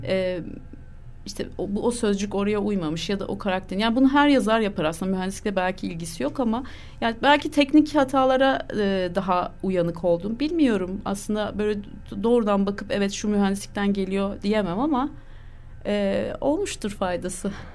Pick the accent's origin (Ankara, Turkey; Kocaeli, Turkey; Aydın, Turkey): Ankara, Turkey; Ben doğma büyüme Ankaralıyım